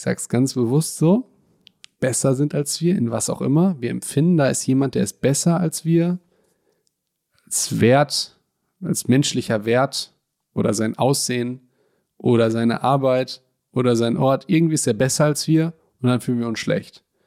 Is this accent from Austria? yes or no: no; Hagen, North Rhine-Westphalia, Germany; bei uns in Hagen gibt es die geilsten weißen Brötchen